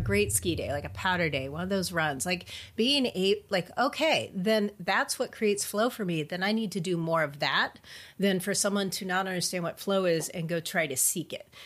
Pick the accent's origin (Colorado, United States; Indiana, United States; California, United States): California, United States; I grew up in California, so, you know, that's what we say, stoked